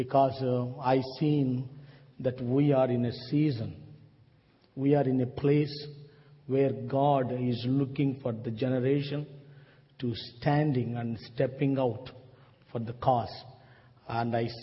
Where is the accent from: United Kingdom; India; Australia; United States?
India; South India; I came from South India